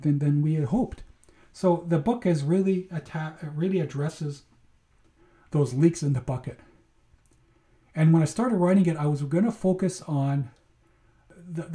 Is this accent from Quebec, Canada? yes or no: no; Manitoba, Canada; growing up in Manitoba, my brother and I would spend a lot of Sundays and summers